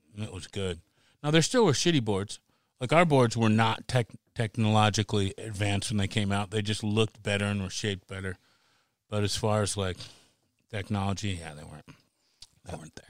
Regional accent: United States; now in Seattle, United States; I grew up on the Long Island Sound

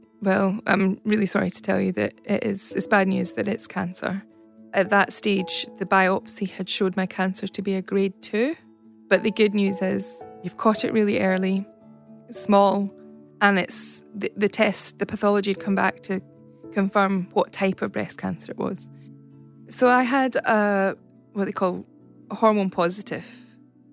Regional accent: Scotland, United Kingdom; accent: Scottish; moved away as an adult; now in Australia; I'm obviously from Scotland, you'll tell by the accent. I moved to Australia in 2008

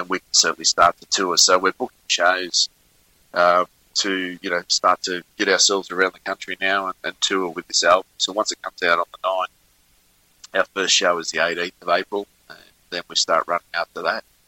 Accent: Richmond, New South Wales, Australia; now in Melbourne, Australia; my hometown of Richmond in New South Wales. Uh, I'm originally from New South Wales

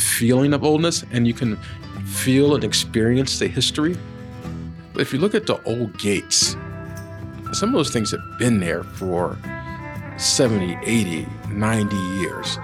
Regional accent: Washington, District of Columbia, United States; moved away as an adult; also born or lived in Virginia / Atlanta; now in Denver, United States; my mother had me in pearl snap shirts growing up in Washington, D.C.

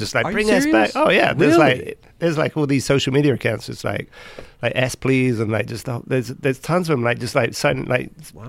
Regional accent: England, United Kingdom; that's why when we came from England and we were accepted.

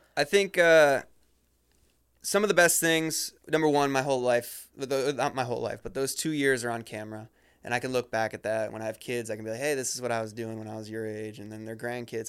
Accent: Ohio, United States; I grew up in Ohio

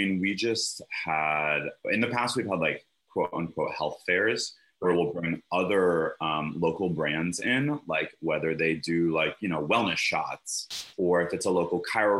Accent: Connecticut, United States; now in Los Angeles, United States; I'm from Connecticut. Trust me. There's a reason I moved out.

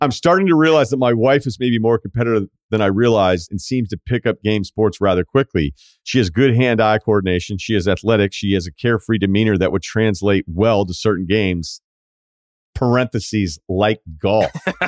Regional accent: Midwest, United States; I'm from the Midwest. We met in college in the Midwest and have settled down near my hometown, not far away from where we met.

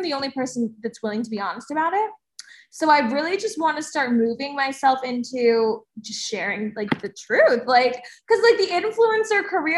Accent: New Jersey, United States; I'm from New Jersey

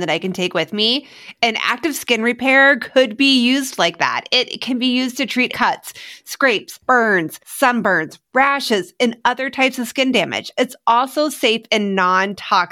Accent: Midwest, United States; now in Arizona, United States; growing up in the Midwest.

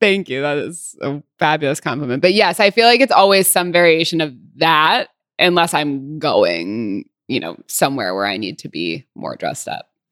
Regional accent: Santa Barbara, California, United States; also born or lived in Los Angeles; I am from Santa Barbara. Well, I lived in L A until I was eight, and then we moved to Santa Barbara

